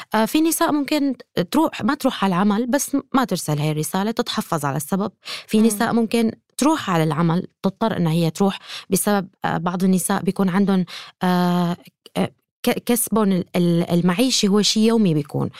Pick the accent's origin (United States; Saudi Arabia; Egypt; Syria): Syria; أنا كأمرأة سورية